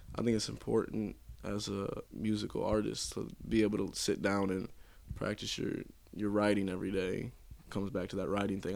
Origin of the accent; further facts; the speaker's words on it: St. Louis, Missouri, United States; I've always been around Saint Louis, so, uh, this is my home